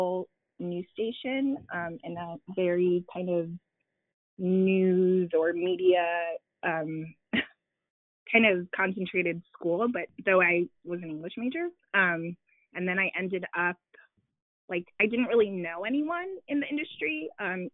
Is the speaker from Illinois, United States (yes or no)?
yes; Chicago, Illinois, United States; moved away; also born or lived in Washington, D.C.; I was living in D.C., even though I am from Chicago